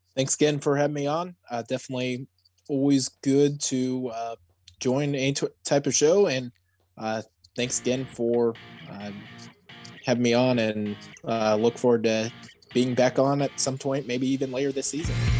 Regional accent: Kansas City, United States; I'm from the Kansas City area

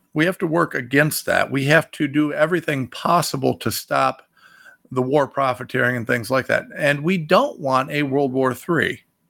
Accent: United States

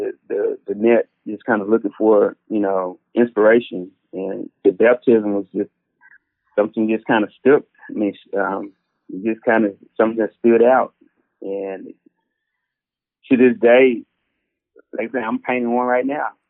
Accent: Arlington, Tennessee, United States; I grew up in an area called Arlington, which is right outside of Memphis.

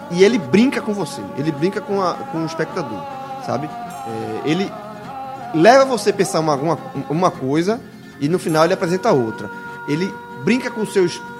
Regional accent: Northeast Region, Brazil; adoração a armas, isso, na verdade, está enraizada na nossa, na nossa vida desde muito tempo, desde como nordestino.

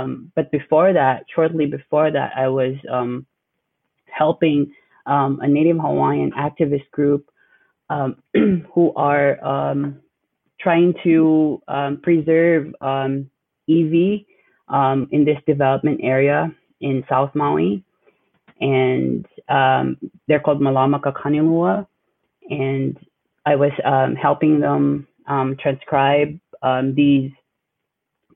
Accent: Manila, Metro Manila, Philippines; moved away as an adult; now in Honolulu, United States; I'm Filipino, born and raised in Manila, although my parents are from the northern part, the Cordilleras.

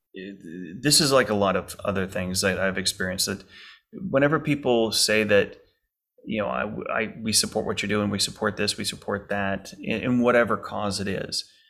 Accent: Texas, United States; now in Lake Charles, United States; I was born and raised in Texas

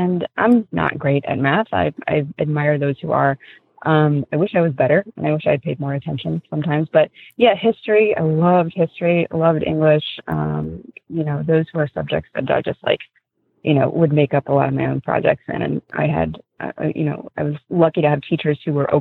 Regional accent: Columbus, Ohio, United States; also born or lived in New York / Santa Cruz, California; now in North Carolina, United States; I was born in Columbus, Ohio

